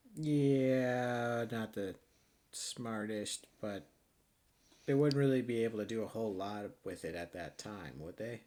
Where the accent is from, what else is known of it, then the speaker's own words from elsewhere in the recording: Wisconsin, United States; we're from Wisconsin